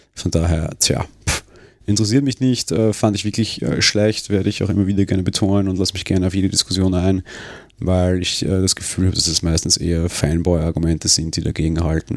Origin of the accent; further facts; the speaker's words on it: Austria; bei uns in Österreich